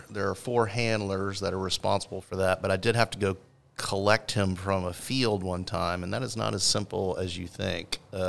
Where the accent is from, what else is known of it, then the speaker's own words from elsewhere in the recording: Houston, Texas, United States; I'm from Houston